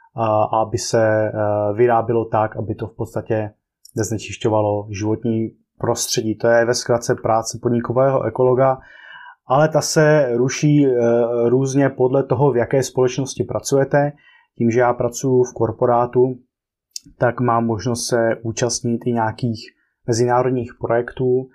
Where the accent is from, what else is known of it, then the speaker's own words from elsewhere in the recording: Czechia; also born or lived in Brno / Prague; jsme tady eh, z Česka